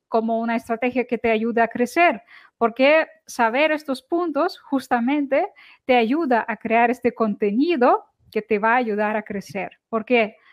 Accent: Ukraine; now in Barcelona, Spain; Soy de Ucrania

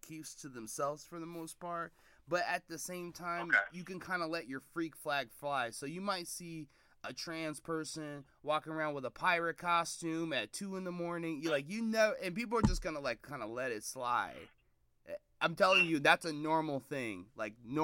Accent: Seattle, Washington, United States; I'm from Seattle

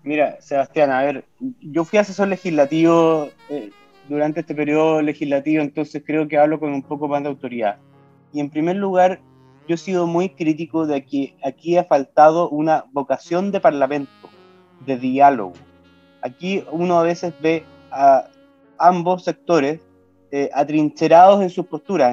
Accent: Osorno, Los Lagos, Chile; also born or lived in Santiago; yo nací y me crié en Osorno

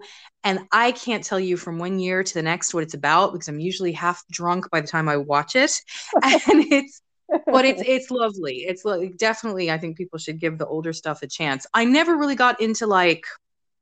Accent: United States; moved away; when I was growing up in the States

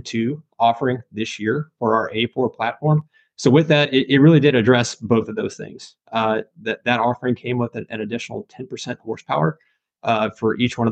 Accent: Nashville, Tennessee, United States; moved away; I'm from the Nashville, Tennessee area, grew up in Tennessee

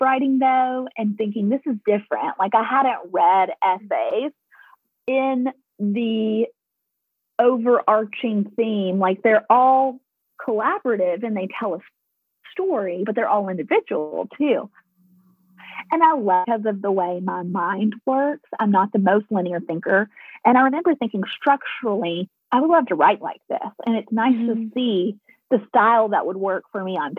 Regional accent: Nashville, Tennessee, United States; moved away as an adult; also born or lived in Colorado; I am a Nashville girl, as you can tell from my accent.

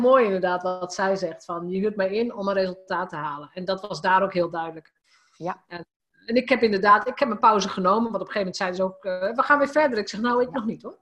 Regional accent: Drenthe, Netherlands; als gewoon Drents meisje

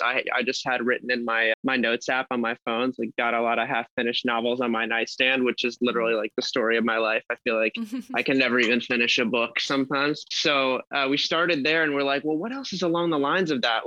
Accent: Los Angeles, California, United States; I am from Los Angeles, California

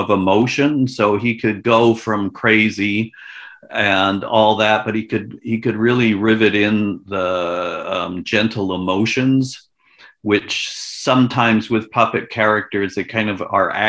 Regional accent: Victoria, British Columbia, Canada; moved away as an adult; also born or lived in Edmonton / Toronto; I was born in Victoria, BC, where I now am.

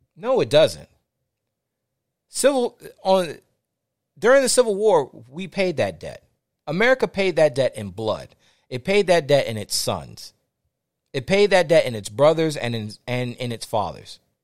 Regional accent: Fort Washington, Maryland, United States; I grew up in Fort Washington, Maryland, between D C and Fort Washington, Maryland

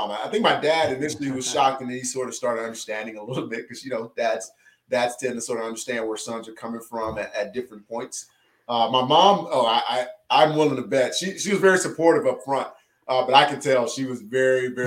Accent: Louisiana, United States; I'm from Louisiana

